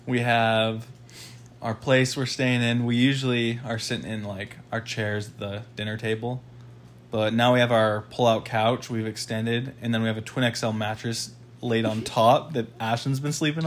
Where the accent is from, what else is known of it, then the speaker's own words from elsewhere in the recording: Utah, United States; now in Big Island, United States; we live in Big Island, but we're originally from Utah